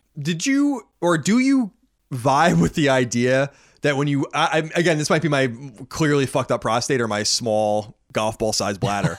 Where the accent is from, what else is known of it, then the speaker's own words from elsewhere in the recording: Long Island, New York, United States; also born or lived in Boston; now in Los Angeles, United States; born and raised on Long Island